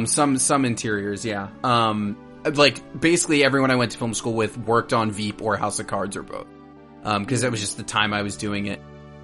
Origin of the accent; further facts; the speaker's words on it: Bel Air, Maryland, United States; now in New York, United States; My hometown, place is called Bel Air, Maryland.